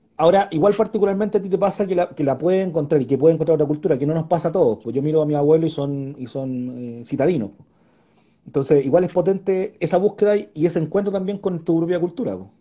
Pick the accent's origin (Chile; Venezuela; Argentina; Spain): Chile; Puente Alto, Santiago Metropolitan Region; Yo también soy de acá de Puente Alto, he estado constantemente eh, trabajando en la comuna